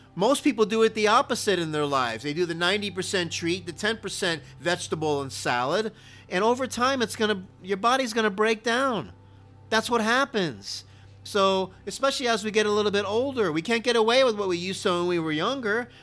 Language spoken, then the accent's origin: English; Miami, Florida, United States; I am from Miami, Florida, and I did play Little League football